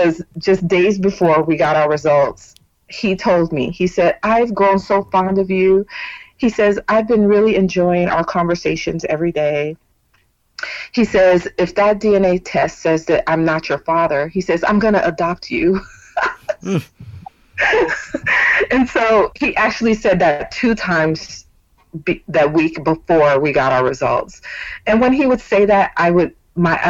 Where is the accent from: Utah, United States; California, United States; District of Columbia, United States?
California, United States; Bay Area of Northern; moved away as an adult; now in Texas, United States; I was born and raised in California, but in 2016 I moved to Texas with my company